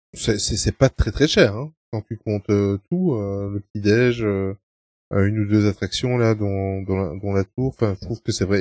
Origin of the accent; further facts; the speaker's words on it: Belgium; nous sommes belges